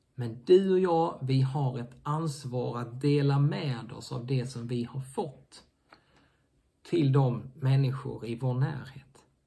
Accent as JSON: {"language": "Swedish", "country": "Sweden", "also_born_or_lived": "Helsingborg", "said": "oss svenskar"}